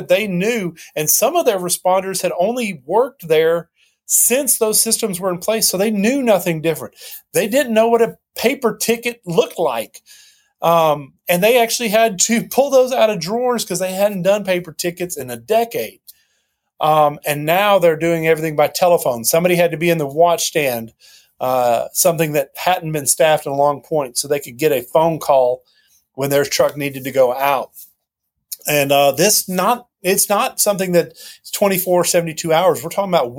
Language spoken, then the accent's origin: English; near Knoxville, Tennessee, United States; born or raised there